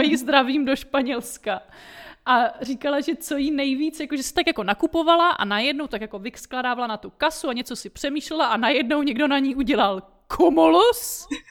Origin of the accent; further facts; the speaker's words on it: Brno, South Moravian Region, Czechia; moved away as an adult; also born or lived in Prague; now in Switzerland; já teda jsem z Brna původem, ale studovala jsem v Praze